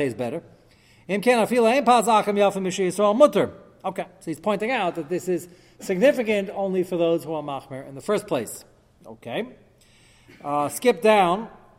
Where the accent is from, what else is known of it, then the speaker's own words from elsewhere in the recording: United States; I'm American